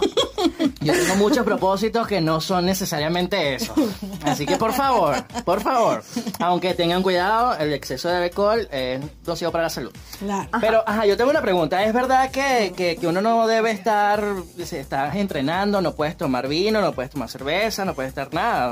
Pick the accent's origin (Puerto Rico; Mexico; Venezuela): Venezuela; now in Madrid, Spain; nosotros venimos de Venezuela y ahora estamos residenciados en Madrid